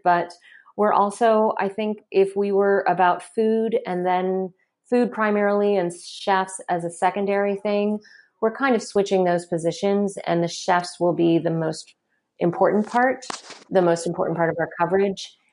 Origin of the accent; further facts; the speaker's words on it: Kentucky, United States; you do not grow up mixed race in Kentucky